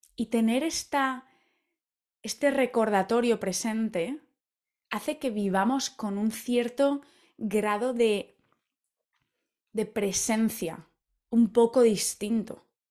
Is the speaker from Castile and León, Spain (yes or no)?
no; Valencia, Valencian Community, Spain; moved away as an adult; hace ya 10 años que me fui de Valencia, de mi hogar en España